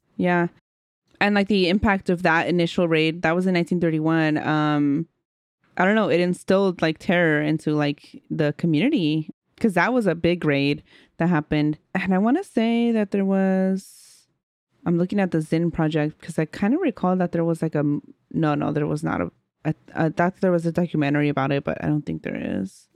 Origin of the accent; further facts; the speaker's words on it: Oakland, California, United States; growing up in Oakland